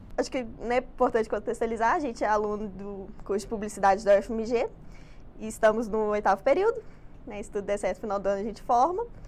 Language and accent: Portuguese; Betim, Minas Gerais, Brazil; eu moro em Betim. Nascida lá, infelizmente, também